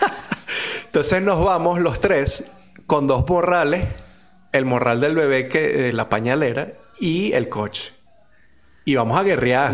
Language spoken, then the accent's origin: Spanish; Venezuela; nos divide como venezolanos